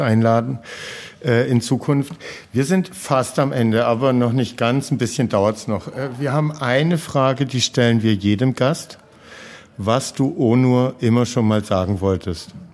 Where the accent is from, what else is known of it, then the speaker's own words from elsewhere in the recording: Heilbronn, Baden-Württemberg, Germany; also born or lived in Schwäbisch Hall; ich habe in der Jugend nur beim VfR Heilbronn Nur gespielt.